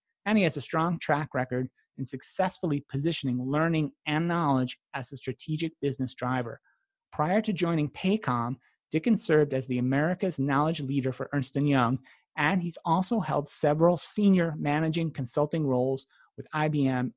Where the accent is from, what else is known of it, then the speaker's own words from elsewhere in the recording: New Jersey, United States; I grew up in New Jersey